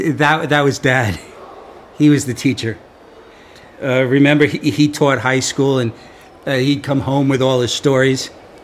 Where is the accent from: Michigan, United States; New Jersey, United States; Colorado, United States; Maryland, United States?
New Jersey, United States; Wayne; No. No, no, that was us. We grew up in Wayne, New Jersey. We lived in a townhouse, or at least that's what we called it. It was really a row house.